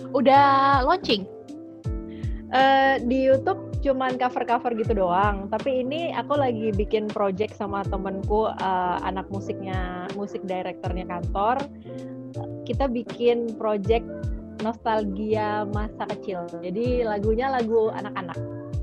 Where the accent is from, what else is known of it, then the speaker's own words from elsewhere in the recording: Java, Indonesia; Jadi papaku asalnya dari timur, dari Ambon, mama dari Jawa, Jawa Timur. Tapi kebetulan uh, aku besar di daerah Jawa dan belum benar-benar pernah ke Ambon.